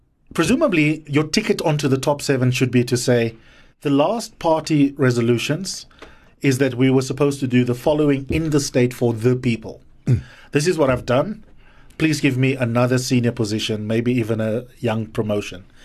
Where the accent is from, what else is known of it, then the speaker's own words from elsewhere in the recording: South Africa; as a South African voter